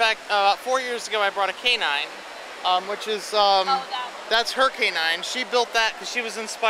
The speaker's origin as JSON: {"language": "English", "town": "Latham", "region": "New York", "country": "United States", "said": "I'm from upstate New York in the Albany area, Latham."}